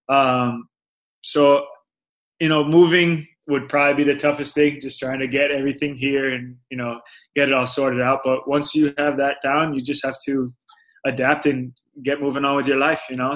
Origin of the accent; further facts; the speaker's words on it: Florida, United States; moved away as an adult; now in Phoenix, United States; I was born and raised in Florida